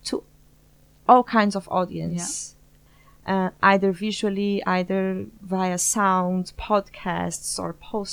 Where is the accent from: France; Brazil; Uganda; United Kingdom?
Brazil; São Paulo; moved away as an adult; now in The Hague, Netherlands; I'm from Brazil, São Paulo specifically